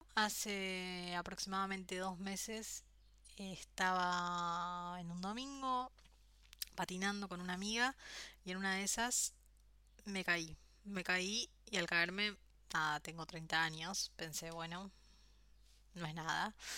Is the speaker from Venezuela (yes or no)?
no; Argentina; also born or lived in Australia / France / Spain; now in Buenos Aires, Argentina; después volví a Argentina